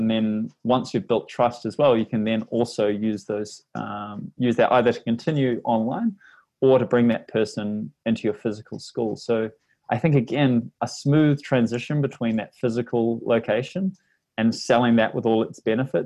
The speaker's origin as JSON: {"language": "English", "country": "New Zealand", "accent": "Kiwi", "said": "my Kiwi accent"}